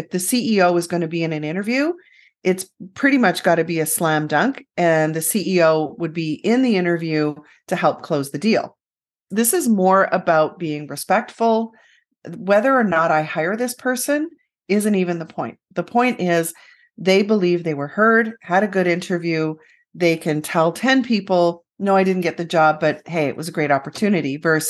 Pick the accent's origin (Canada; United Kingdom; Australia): Canada; we're so Canadian. Canadians typically won't end the interview that quick.